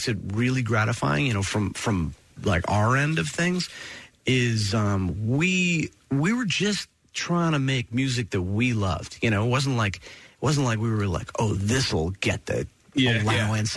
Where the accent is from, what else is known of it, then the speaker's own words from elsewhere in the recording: Princeton, New Jersey, United States; I grew up in Princeton, which was really cool because I was like halfway between New York and Philly.